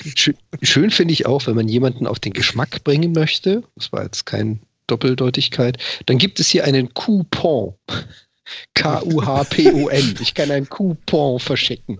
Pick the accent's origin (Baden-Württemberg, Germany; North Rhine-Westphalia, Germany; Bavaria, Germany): Baden-Württemberg, Germany; Freiburg; now in Hamburg, Germany; da wo ich herkomme aus, aus Freiburg, da hatten wir das auch, den Schlachter, den Metzger um die Ecke